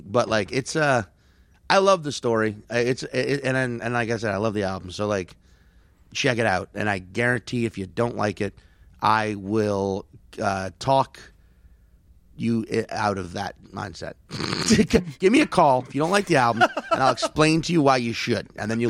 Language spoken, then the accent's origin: English; St. Paul, Minnesota, United States; also born or lived in New Jersey, United States; I'm originally from St. Paul, but then I got relocated to New Jersey.